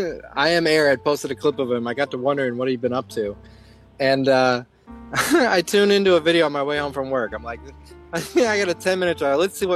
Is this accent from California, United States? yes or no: no; Colorado, United States; now in Chicago, United States; Guys, did you know that I'm from Chicago? Well, not really. I'm from Colorado. But did you know I live in Chicago?